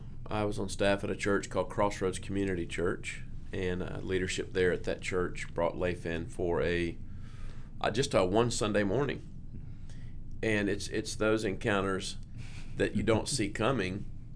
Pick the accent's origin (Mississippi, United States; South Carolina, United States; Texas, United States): South Carolina, United States; Spartanburg; I grew up in Spartanburg, South Carolina